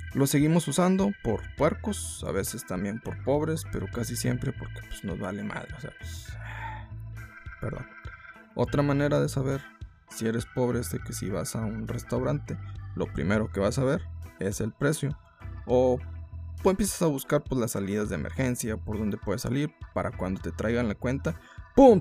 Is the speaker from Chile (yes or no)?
no; Mexico; somos mexicanos